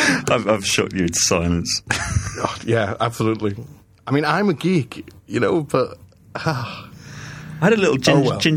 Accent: Scotland, United Kingdom; I'm Scot. I'm I'm I'm Scot explaining to you.

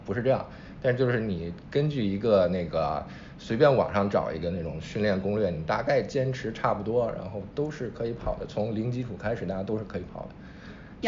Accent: Zhengzhou, Henan, China; moved away; 我老家，假如说郑州弄一马拉松

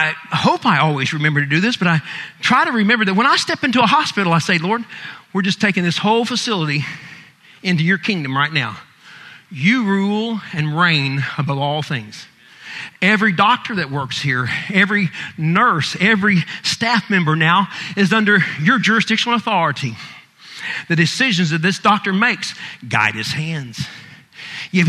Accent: United States; being American

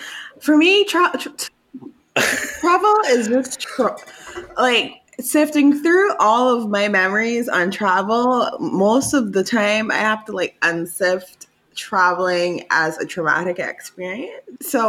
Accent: Barbados; also born or lived in Grenada; So my mother's Grenadian. I was born in Grenada, and then I moved to Barbados when I was like less than one or one-ish. So I mostly consider myself Barbadian.

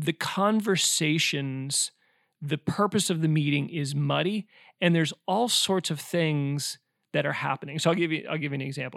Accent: Omaha, Nebraska, United States; I grew up in Omaha, Nebraska

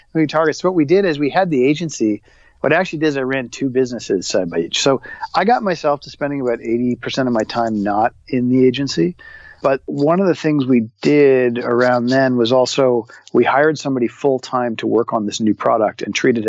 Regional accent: Toronto, Ontario, Canada; my hometown of Toronto.

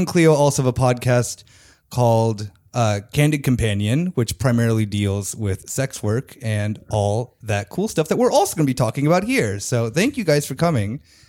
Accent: United States; now in Germany; as me being an American

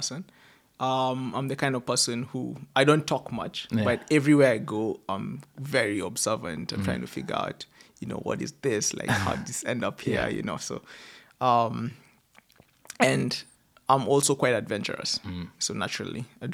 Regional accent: Kenya; as every Kenyan, I call it Tesh

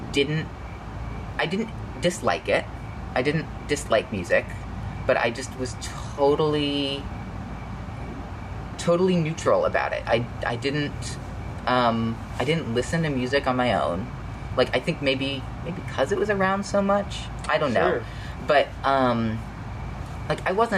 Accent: Louisville, Kentucky, United States; I grew up in in Louisville

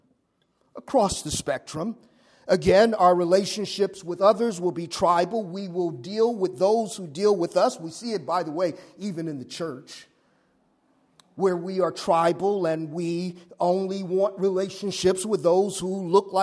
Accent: Los Angeles, California, United States; I grew up in South Central

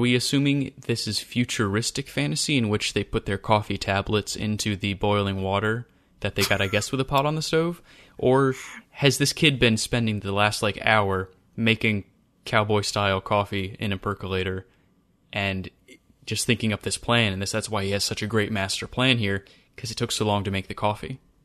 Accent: Western Maryland, United States; growing up in Western Maryland

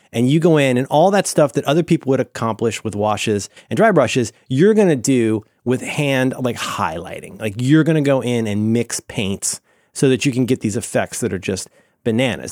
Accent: Ohio, United States; I'm from Ohio

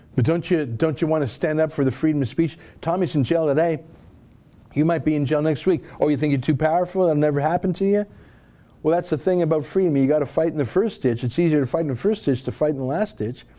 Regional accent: Alberta, Canada; growing up in the western province of Alberta

